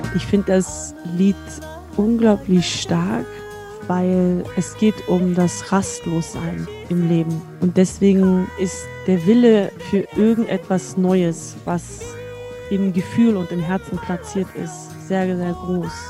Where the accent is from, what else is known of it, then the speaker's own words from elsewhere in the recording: Germany; ich bin in Deutschland aufgewachsen